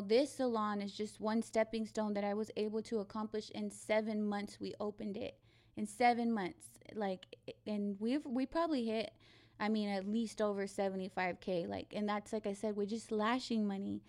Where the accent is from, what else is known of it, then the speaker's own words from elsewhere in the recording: Abilene, Texas, United States; moved away as an adult; now in San Antonio, United States; I'm from Abilene. I'm not from San Antonio